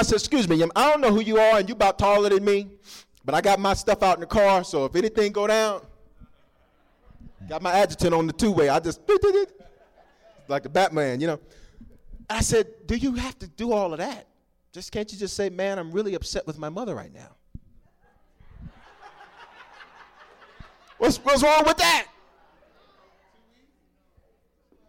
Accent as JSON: {"language": "English", "region": "the South", "country": "United States", "tie": "born or raised there", "said": "I grew up in the South"}